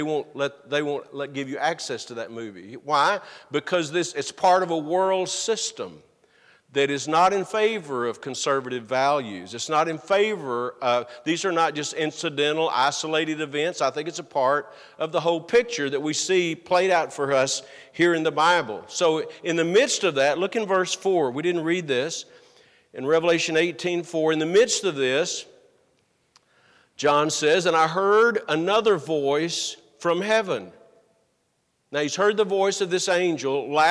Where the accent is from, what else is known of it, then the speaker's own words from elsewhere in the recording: United States; as an American